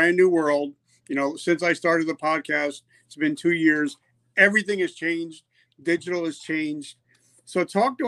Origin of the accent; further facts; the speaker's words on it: New Jersey, United States; moved away; also born or lived in the South (US); I grew up in Jersey, but I lived in the South for many, many years.